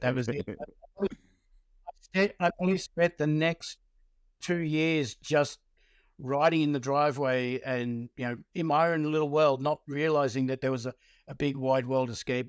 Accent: Hoppers Crossing, Victoria, Australia; also born or lived in Werribee; I was born in Werribee in Victoria and raised in Hoppers Crossing

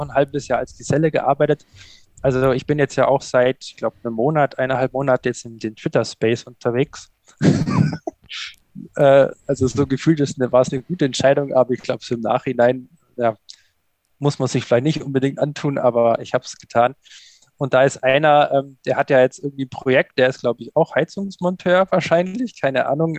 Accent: Allgäu, Bavaria, Germany; aufgewachsen im Allgäu

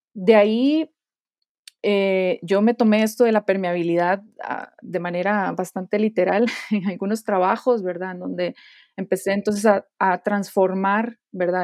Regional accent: Costa Rica; moved away as an adult; now in Guanajuato, Mexico; yo soy de Costa Rica y actualmente vivo en, México, en la ciudad de Guanajuato

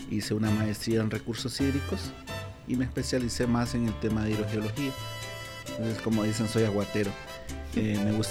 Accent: Nicaragua; Ok, en realidad yo soy nicaragüense. Eh, estudié mi carrera base, que es Ingeniería y Geología en Nicaragua

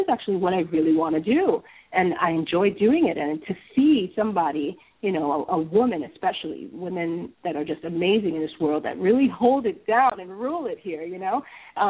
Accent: New York City, New York, United States; I was born and raised in New York City

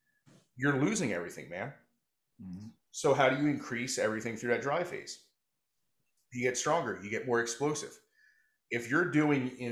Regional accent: New Jersey, United States; I'm from South Jersey

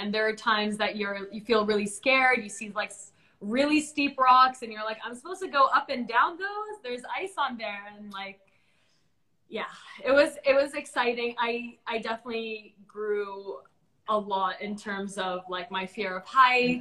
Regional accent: Bahrain; I'm like from Bahrain

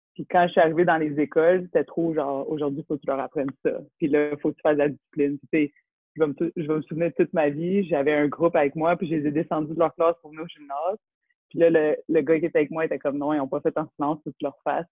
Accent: Laval, Quebec, Canada; Born and raised in Laval.

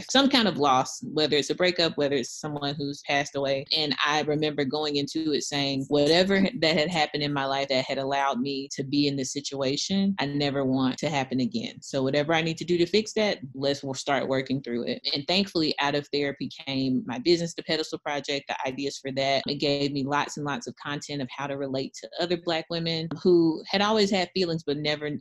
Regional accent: Mississippi, United States; moved away as an adult; I was born and raised in Mississippi

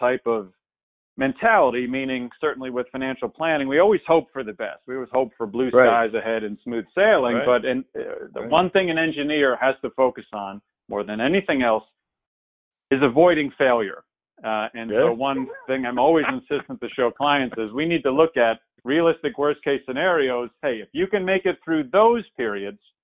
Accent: New Jersey, United States; moved away as an adult; also born or lived in Durham, North Carolina; now in Atlanta, United States; Born and raised in New Jersey

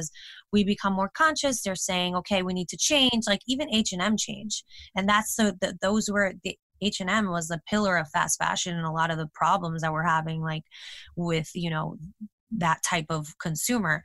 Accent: United States; being American women

